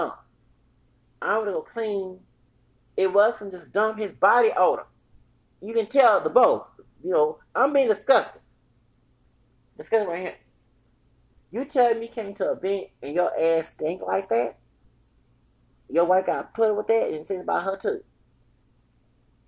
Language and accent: English; Texas, United States; I'm from Texas, from here with the Mexican part